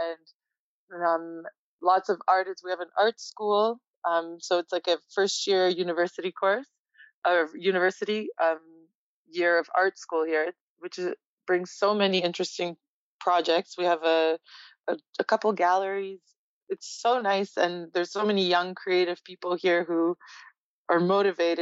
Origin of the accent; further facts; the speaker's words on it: Toronto, Ontario, Canada; moved away as an adult; also born or lived in Poland; Growing up in Toronto, I definitely got spoiled with the diversity of it and the amount of it